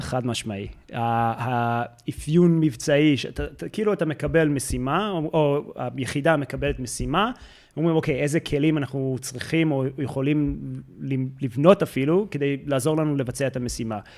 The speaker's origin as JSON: {"language": "Hebrew", "country": "United States", "tie": "born or raised there", "accent": "American", "second_language": "Hebrew", "moved": "as an adult", "lives_now": "Israel", "said": "אני במקור מארצות הברית, אז אם יוצא את המבטא האמריקאי"}